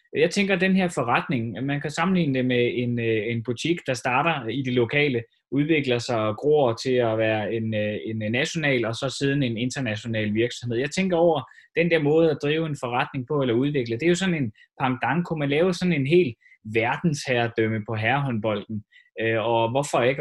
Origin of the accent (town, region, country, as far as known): Denmark